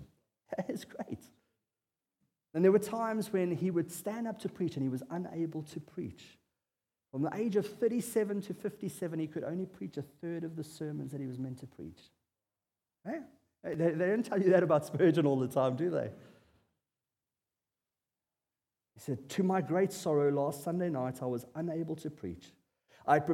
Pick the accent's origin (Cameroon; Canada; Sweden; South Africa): South Africa; as a South African bloke